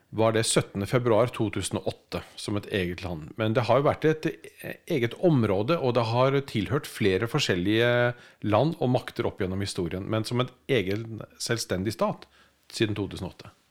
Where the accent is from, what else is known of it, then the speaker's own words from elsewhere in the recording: Norway; Men for oss som nordmenn så er det et land?